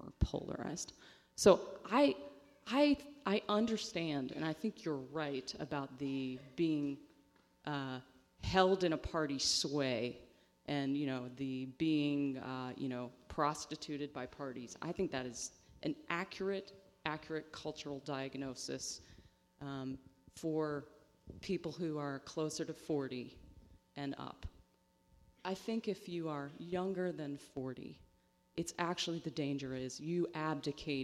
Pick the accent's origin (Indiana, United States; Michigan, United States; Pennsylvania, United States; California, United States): Pennsylvania, United States; Western; I'm from Western Pennsylvania, which is the home of Blue Dog Democrats